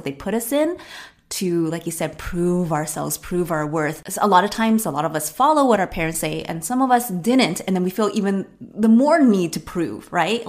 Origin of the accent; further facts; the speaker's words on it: Arcadia, California, United States; growing up in Arcadia